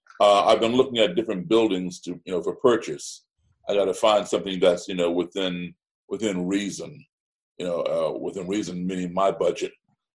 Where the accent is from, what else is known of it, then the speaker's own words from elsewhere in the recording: Chicago, Illinois, United States; Even though I was born in Chicago, my parents are from Virginia, which was the seat of the Confederacy. And the only reason I was born in Chicago is because they had moved there for my dad's job.